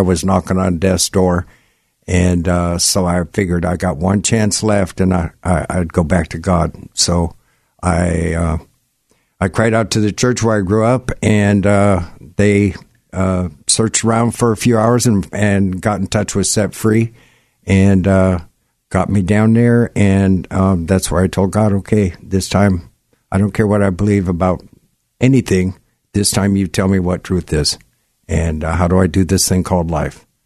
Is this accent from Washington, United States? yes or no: yes; Gig Harbor, Washington, United States; I grew up in Gig Harbor